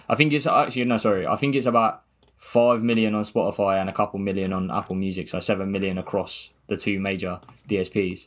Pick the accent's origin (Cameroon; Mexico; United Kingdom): United Kingdom; Gosport, South East England; I'm from Gosport